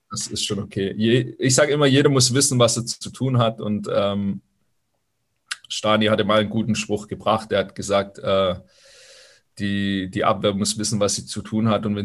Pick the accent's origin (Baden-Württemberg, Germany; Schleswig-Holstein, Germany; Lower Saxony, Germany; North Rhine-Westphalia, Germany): Baden-Württemberg, Germany; also born or lived in Italy; ich als Italiener auch nicht richtig groß geworden bin oder als Italo, als Italo-Schwabe nicht richtig groß geworden bin